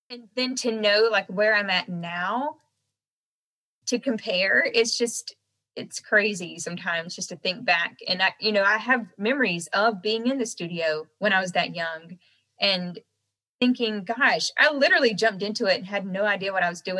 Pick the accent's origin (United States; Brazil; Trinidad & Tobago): United States; the South; accent: Southern; Um, and so at that point in time, though, I had a really thick Southern accent.